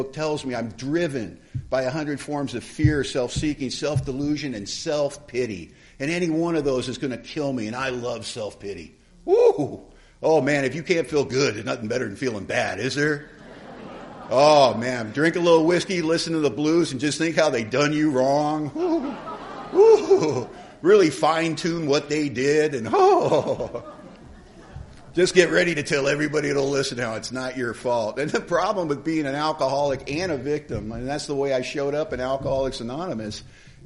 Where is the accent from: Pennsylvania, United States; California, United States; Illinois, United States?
California, United States; Los Angeles; moved away as an adult; now in Bellingham, United States; I was born in Hollywood, California